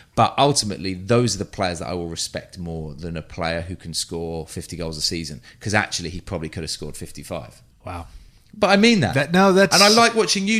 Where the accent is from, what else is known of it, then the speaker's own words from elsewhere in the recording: London, United Kingdom; moved away; I grew up North London near Arsenal